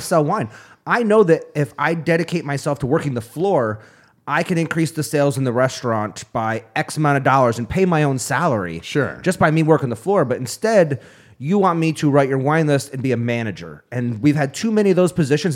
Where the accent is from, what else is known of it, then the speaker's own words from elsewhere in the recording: upstate New York, United States; growing up in upstate New York, I was part of 4-H